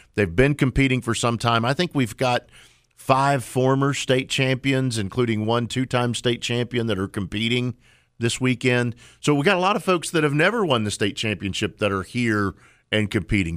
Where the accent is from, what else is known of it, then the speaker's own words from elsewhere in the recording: Oklahoma, United States; now in North Carolina, United States; I grew up in Oklahoma